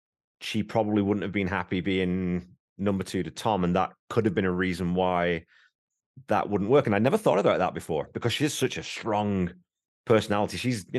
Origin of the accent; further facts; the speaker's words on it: England, United Kingdom; I knew because I'm English